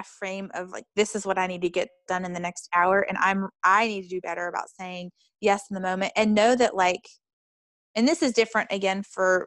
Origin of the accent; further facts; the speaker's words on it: North Carolina, United States; now in Chicago, United States; I'm from North Carolina, even though I live in Chicago